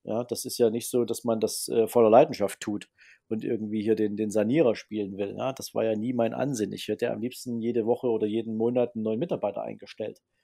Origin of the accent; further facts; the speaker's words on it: Dresden, Saxony, Germany; bin gebürtiger Sachse, gebürtiger Dresdner